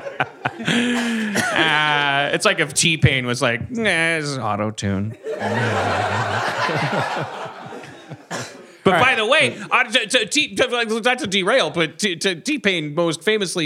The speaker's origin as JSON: {"language": "English", "region": "Wisconsin", "country": "United States", "moved": "yes", "lives_now": "Los Angeles, United States", "said": "I'm from Wisconsin."}